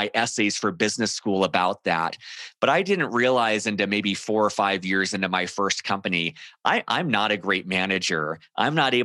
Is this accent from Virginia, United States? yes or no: no; Southern California, United States; moved away as an adult; now in Denver, United States; I grew up in Southern California